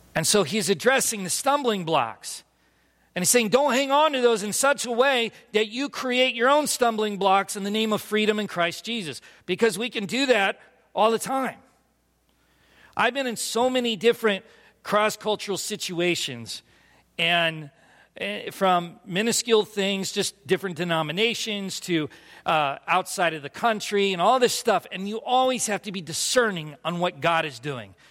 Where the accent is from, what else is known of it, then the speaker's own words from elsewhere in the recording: California, United States; moved away as an adult; also born or lived in Philadelphia; I grew up in California